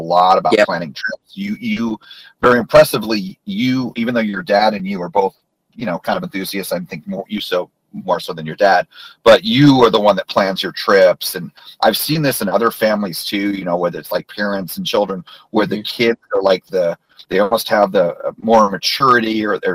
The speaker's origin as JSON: {"language": "English", "region": "New Jersey", "country": "United States", "tie": "born or raised there", "moved": "yes", "said": "I grew up in New Jersey, and it was a great home park."}